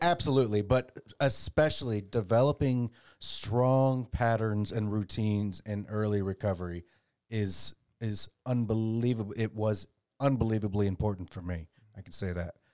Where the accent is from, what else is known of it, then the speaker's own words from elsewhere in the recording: Dallas, Texas, United States; I grew up in Dallas.